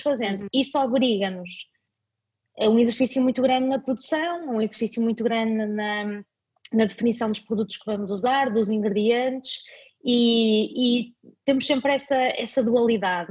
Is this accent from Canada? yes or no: no; Vila Nova de Famalicão, Norte, Portugal; also born or lived in Dubai; eu nasci em Famalicão, como, como disseste, e a minha avó é costureira, ainda hoje é a costureira da aldeia